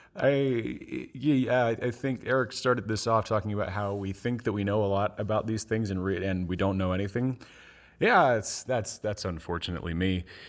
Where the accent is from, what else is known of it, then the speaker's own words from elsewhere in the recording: Bethlehem, Pennsylvania, United States; I'm from Bethlehem, Pennsylvania